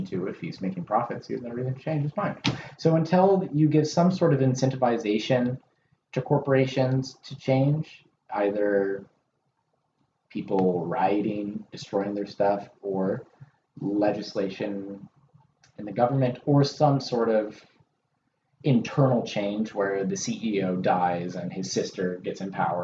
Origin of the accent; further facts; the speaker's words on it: Washington, United States; I'm from Washington